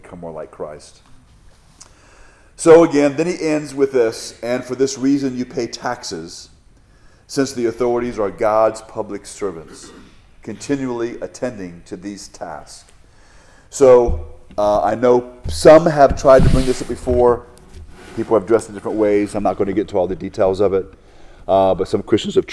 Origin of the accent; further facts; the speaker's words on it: United States; as an American